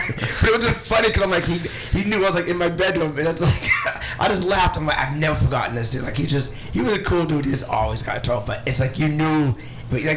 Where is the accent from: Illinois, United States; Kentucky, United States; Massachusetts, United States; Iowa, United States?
Massachusetts, United States; Cape Cod; growing up in the Cape